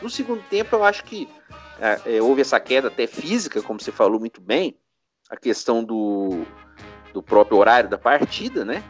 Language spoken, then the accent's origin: Portuguese; São Paulo, Brazil; now in Minas Gerais, Brazil; nasci em São Paulo.